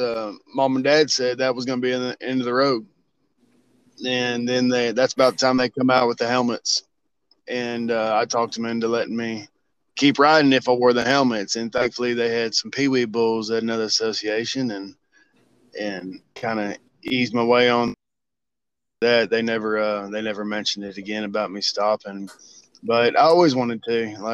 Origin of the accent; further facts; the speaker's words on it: Hillsboro, Texas, United States; now in Terrell, United States; Hillsboro, Texas. Grew up there, born there, high school, college